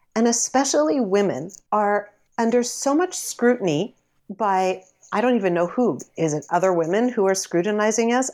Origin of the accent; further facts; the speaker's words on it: Canada; I'm a Canadian celebrity